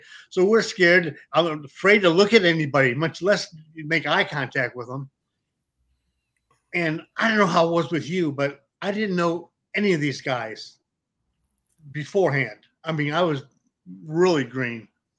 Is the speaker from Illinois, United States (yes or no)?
no; Detroit, Michigan, United States; moved away; I was raised in Detroit along with the Sheik and Bobo Brazil